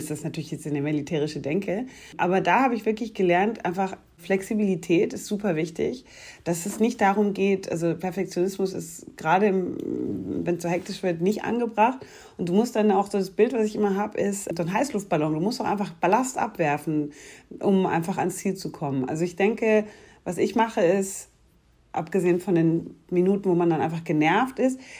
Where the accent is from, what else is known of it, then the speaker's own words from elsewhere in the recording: Munich, Bavaria, Germany; born there; Ich bin eine gebürtige Münchnerin, aber keine bayerische Monarchistin.